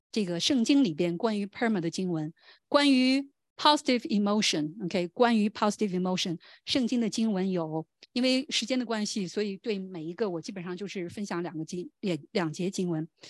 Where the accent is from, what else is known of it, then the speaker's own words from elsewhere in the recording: China; 我们中国人